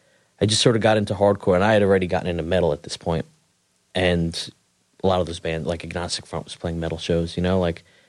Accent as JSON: {"language": "English", "town": "Queens", "region": "New York", "country": "United States", "tie": "born or raised there", "said": "South Ozone Park, Queens."}